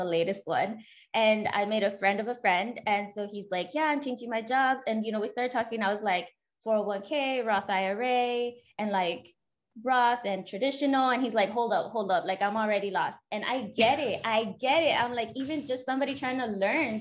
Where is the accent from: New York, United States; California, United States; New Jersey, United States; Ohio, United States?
California, United States; born and raised in California